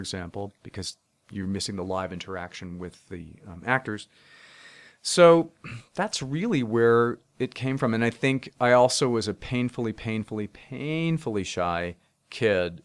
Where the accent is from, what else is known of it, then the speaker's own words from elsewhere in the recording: United States; I grew up twenty miles outside of Manhattan